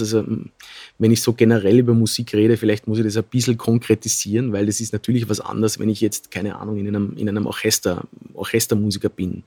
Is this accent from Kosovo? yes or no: no; Bludenz, Vorarlberg, Austria; moved away; in Bludenz, wieder in unserem Stadtsaal. Das ist unsere Heimatstadt. Wir sind Vorarlberger ursprünglich